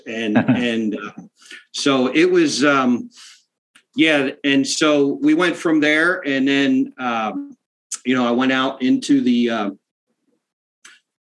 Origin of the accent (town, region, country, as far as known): South Central Pennsylvania, United States; born or raised there